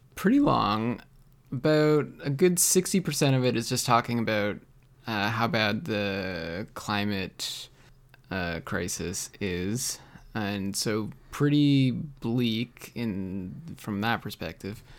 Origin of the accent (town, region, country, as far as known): Canada